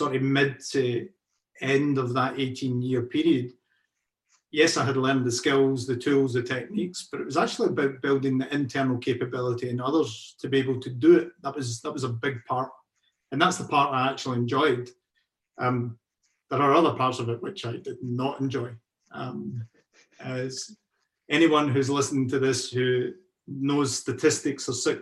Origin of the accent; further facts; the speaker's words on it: Carluke, Scotland, United Kingdom; moved away as an adult; now in Glasgow, United Kingdom; I'm originally from the South Lanarkshire area. Carluke is my hometown.